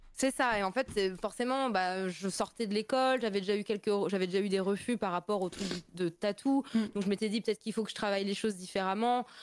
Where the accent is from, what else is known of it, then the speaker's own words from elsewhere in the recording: Metz, Grand Est, France; accent: Lorrain; je suis de Metz, euh, du coup, la région Lorraine, euh, Moselle